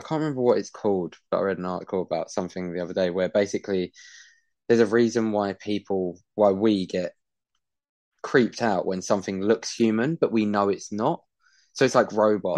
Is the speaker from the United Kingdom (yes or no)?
yes; United Kingdom; I'm a Brit